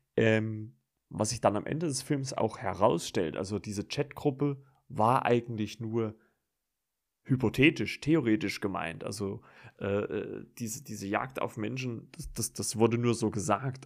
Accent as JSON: {"language": "German", "country": "Germany", "said": "bei uns in Deutschland"}